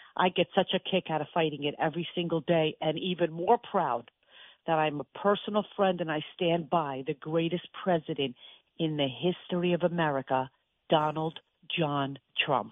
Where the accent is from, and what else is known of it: Cherry Hill, New Jersey, United States; born or raised there; also born or lived in Israel